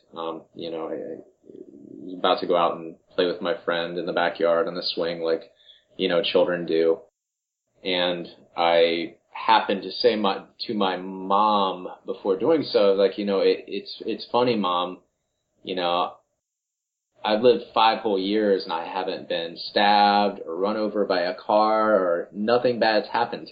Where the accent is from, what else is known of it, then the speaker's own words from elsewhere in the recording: Marion, Ohio, United States; I was born in Marion, Ohio.